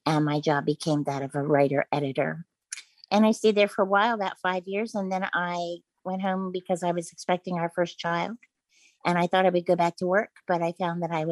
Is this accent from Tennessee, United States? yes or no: no; Eastern Shore of Maryland, United States; I grew up on the Eastern Shore of Maryland